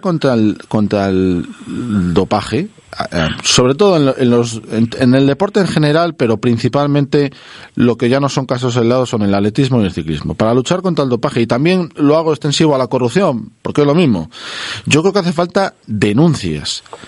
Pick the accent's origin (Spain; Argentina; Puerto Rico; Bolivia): Spain; Castile; nosotros somos castellanos de pro